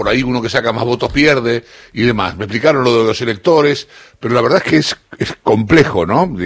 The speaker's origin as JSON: {"language": "Spanish", "country": "Argentina", "said": "Para mí, que soy un tipo argentino de a pie"}